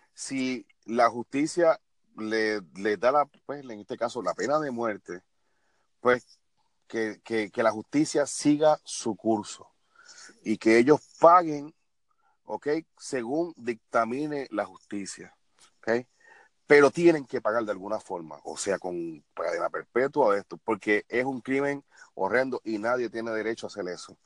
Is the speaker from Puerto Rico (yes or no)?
yes; Puerto Rico; lacerar la imagen tuya como puertorriqueño